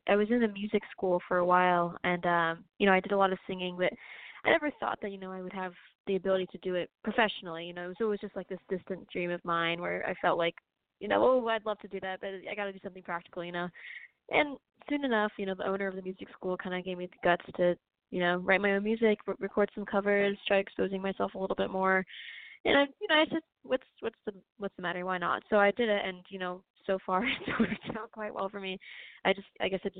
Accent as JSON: {"language": "English", "region": "South Florida", "country": "United States", "said": "I'm from Florida, South Florida"}